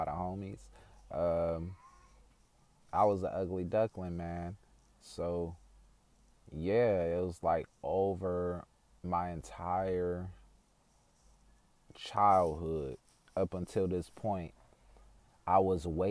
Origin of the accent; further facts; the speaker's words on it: Oakland, California, United States; also born or lived in Vallejo, California; Growing up, I went to a few schools throughout Oakland, California before I moved to Vallejo in 2004, 2005.